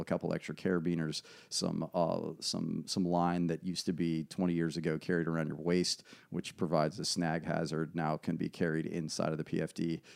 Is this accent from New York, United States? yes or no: no; Ashland, Virginia, United States; also born or lived in West Coast; I was raised in Ashland